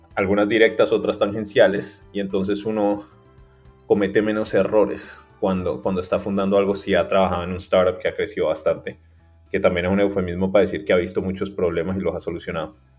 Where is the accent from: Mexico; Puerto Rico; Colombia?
Colombia; Cali, Valle del Cauca; moved away as an adult; also born or lived in Bogotá / New York; yo soy de Cali